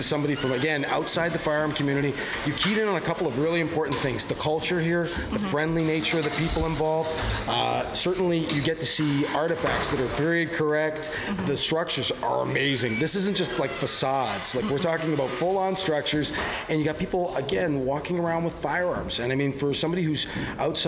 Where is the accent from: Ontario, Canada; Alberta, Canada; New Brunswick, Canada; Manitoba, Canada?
Ontario, Canada; Niagara region; I'm from the Niagara region of Ontario